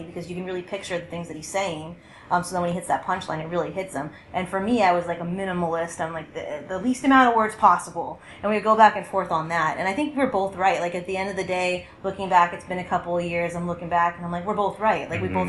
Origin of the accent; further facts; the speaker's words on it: Los Angeles, California, United States; now in New Orleans, United States; I'm from Los Angeles